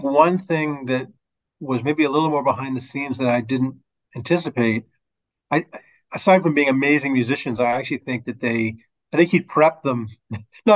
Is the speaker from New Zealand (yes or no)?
no; Toronto, Ontario, Canada; born or raised there